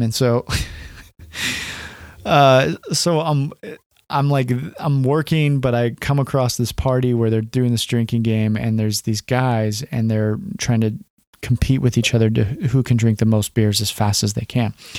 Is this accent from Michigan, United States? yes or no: no; California, United States; moved away as an adult; also born or lived in Portland suburbs, Oregon; now in Portland, United States; I grew up in California